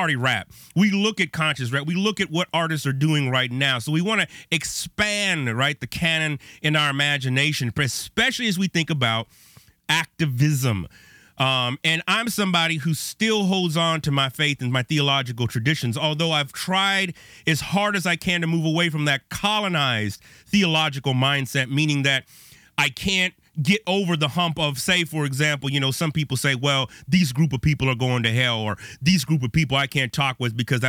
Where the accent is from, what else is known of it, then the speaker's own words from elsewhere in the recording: Bay Area, California, United States; now in Chicago, United States; I grew up on the West Coast. I'm in Chicago now, but I grew up in the Bay Area